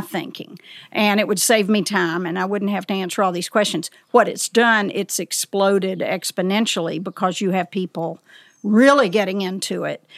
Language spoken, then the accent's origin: English; the South, United States; also born or lived in Elkmont, Tennessee; As a child in the South